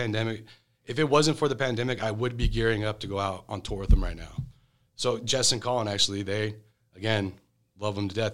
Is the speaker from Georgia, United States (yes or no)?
yes; Atlanta, Georgia, United States; I'm from Atlanta, Georgia.